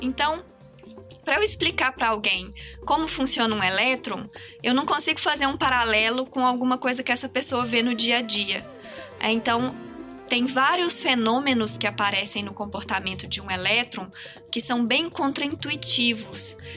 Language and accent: Portuguese; Minas Gerais, Brazil; moved away as an adult; now in São Paulo, Brazil; Eu sou de Minas, eu fiz a minha carreira acadêmica toda lá